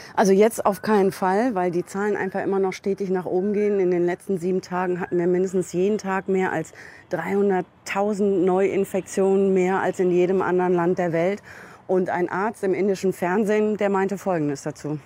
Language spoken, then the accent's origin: German; Germany; now in India; bei uns in Europa oder in Deutschland